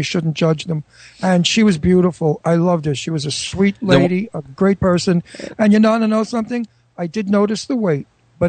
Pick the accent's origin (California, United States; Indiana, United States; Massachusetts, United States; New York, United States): New York, United States; Brooklyn; I feel like I grew up with him in Brooklyn. We're both from Brooklyn. We're both Italian.